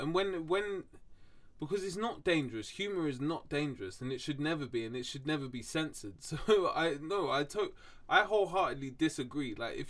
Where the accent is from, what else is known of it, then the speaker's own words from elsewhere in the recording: London, United Kingdom; I think I'm just blessed from where I'm from, London. I was fucking fortunate that I grew up in London.